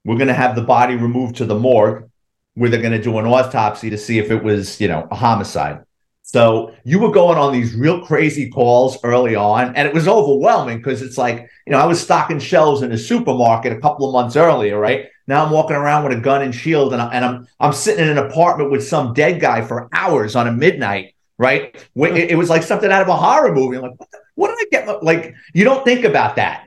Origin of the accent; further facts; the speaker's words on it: New York City, New York, United States; I grew up in the Bronx, lower middle class family